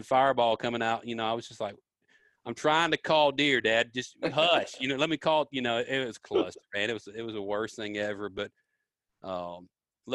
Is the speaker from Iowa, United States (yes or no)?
no; Memphis, Tennessee, United States; I grew up in Memphis, man, down in Memphis, Tennessee, and the big city